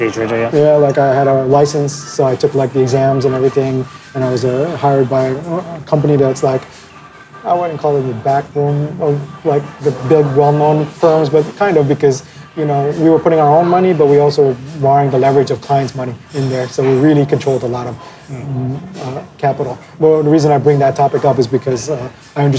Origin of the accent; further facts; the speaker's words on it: Philippines; now in China; I'm actually Asian, I'm Filipino